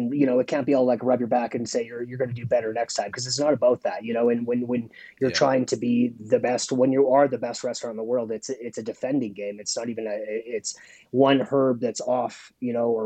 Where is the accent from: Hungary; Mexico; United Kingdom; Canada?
Canada; Saskatoon, Saskatchewan; being a Canadian chef